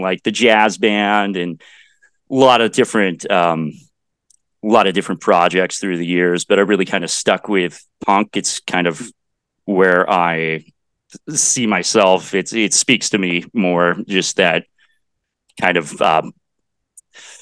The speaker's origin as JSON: {"language": "English", "town": "Bennington", "region": "Kansas", "country": "United States", "tie": "born or raised there", "also_born_or_lived": "Denton, Texas / Dallas, Texas", "said": "I spent my school life in Bennington, Kansas, which is just about 15 miles north of Salina"}